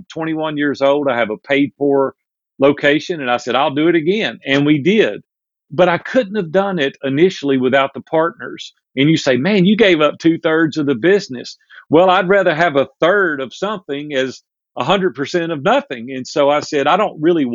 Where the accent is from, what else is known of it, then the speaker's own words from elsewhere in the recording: Nashville, Tennessee, United States; also born or lived in Hendersonville, Tennessee; I'm a native Nashvillian. We're multi-generations deep here in Nashville, Tennessee, and it's my hometown